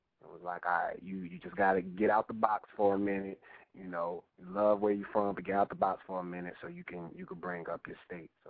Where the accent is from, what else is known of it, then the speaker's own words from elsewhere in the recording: North Carolina, United States; I'm from North Carolina, man.